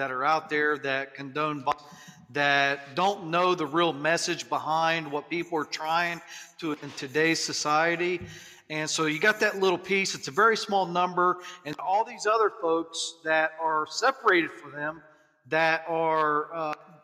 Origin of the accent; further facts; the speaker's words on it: Appalachian Ohio, United States; I'm from Appalachian, Ohio